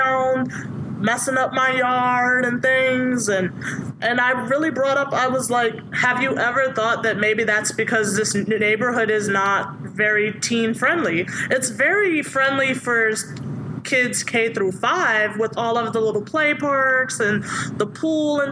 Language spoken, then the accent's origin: English; Suffolk, Virginia, United States; I grew up in Suffolk, Virginia.